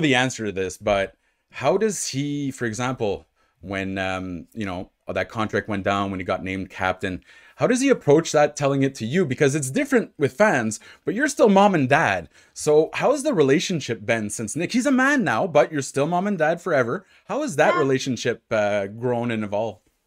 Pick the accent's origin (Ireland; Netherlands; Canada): Canada; Ottawa, Ontario; moved away; I'm from Ottawa, so uh, which is obviously in Ontario